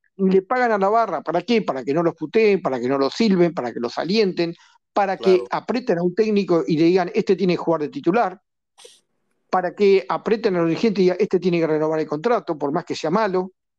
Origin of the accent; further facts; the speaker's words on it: Argentina; en mi país